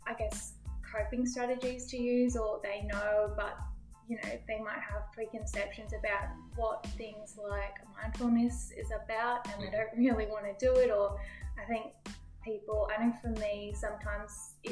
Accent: Toowoomba, Queensland, Australia; moved away as an adult; now in Kingaroy, Australia; No, so I'm actually from Toowoomba, so not too far

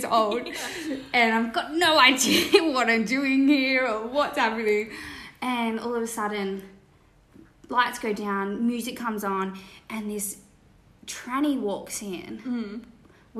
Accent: Cronulla, New South Wales, Australia; we're from Cronulla.

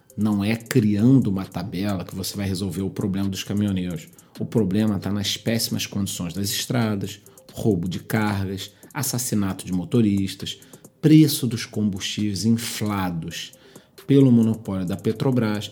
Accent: Brazil; nós somos brasileiros

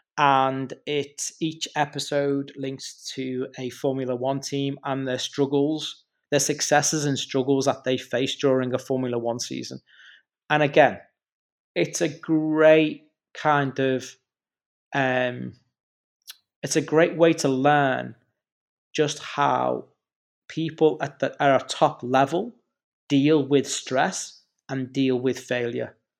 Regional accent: the Wirral, Merseyside, North West England, United Kingdom; I'm from the Wirral, which is on the other side of the water, so Mersey side

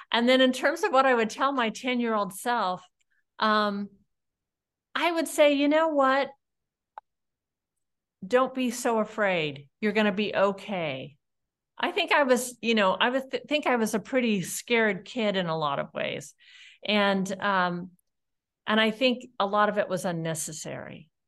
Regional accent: California, United States; From California.

